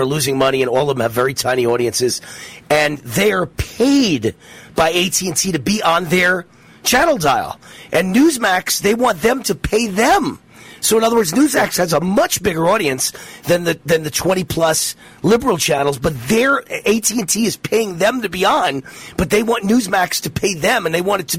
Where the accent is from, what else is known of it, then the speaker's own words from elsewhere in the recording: New York, United States; moved away; I'm from New York